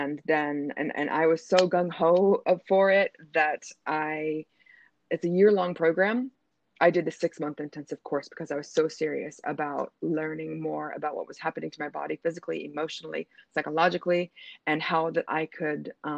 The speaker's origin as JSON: {"language": "English", "town": "Denver", "region": "Colorado", "country": "United States", "moved": "as an adult", "lives_now": "Doha, Qatar", "said": "I'm from the United States of America, from Denver, Colorado, but I live and work currently in Doha, Qatar, where I have been for the last 8 years."}